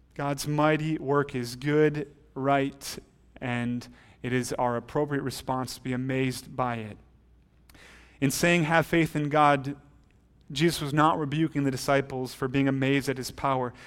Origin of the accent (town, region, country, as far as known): United States